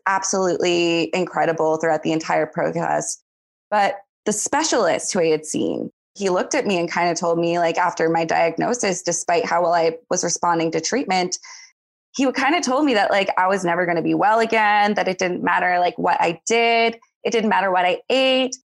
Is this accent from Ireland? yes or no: no; St. John's, Newfoundland and Labrador, Canada; moved away as an adult; also born or lived in Eastern Canada; I was born and raised here in St. John's